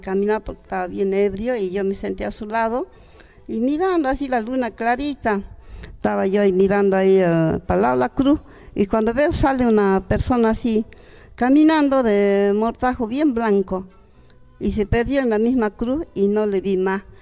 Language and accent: Spanish; Santa Rosa, Jujuy, Argentina; yo prácticamente nací en Santa Rosa, a tres kilómetros de Imahuaca